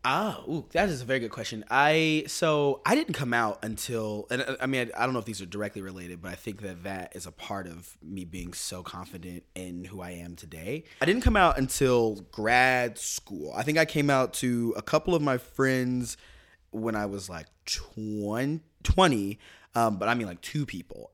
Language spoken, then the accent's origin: English; Kansas City, Missouri, United States; born or raised there; moved away